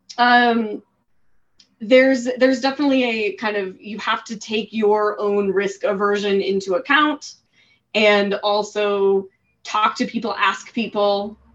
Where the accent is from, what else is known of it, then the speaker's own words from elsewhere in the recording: Colorado, United States; moved away as an adult; So I grew up in Colorado. I lived in Colorado for the first 30 years of my life